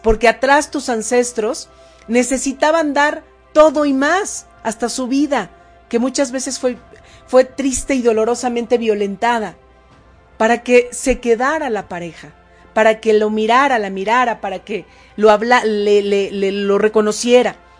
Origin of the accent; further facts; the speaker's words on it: State of Mexico, Mexico; now in Puebla, Mexico; ahora estoy en Puebla, pero yo nací en el Estado de México